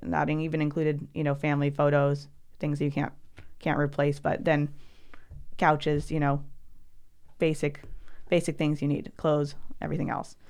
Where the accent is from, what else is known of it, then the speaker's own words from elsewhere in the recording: Alaska, United States; also born or lived in Oregon; I was born in Oregon, but, um, grew up as a, as a child in Alaska.